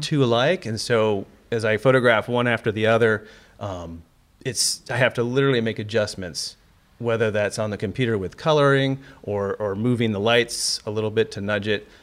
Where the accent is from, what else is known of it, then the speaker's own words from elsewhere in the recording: Cleveland, Ohio, United States; moved away; my hometown, Cleveland